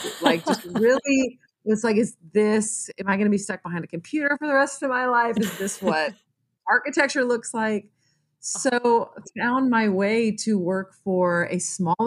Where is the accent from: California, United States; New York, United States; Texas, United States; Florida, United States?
Texas, United States; Lake Jackson; I grew up in Lake Jackson, which is about an hour south of Houston